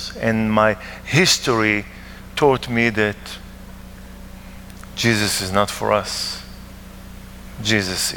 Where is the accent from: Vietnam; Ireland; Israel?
Israel; Ma'alot-Tarshiha, Northern District; English is a second language; moved away as an adult; also born or lived in South Africa; I'm from Maalot in the Galilee.